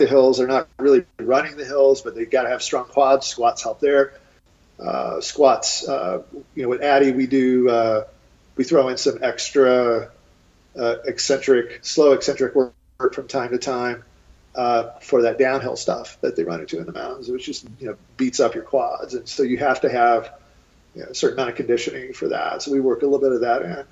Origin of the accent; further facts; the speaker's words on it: East Coast, United States; now in Boulder, United States; I'm from the East Coast originally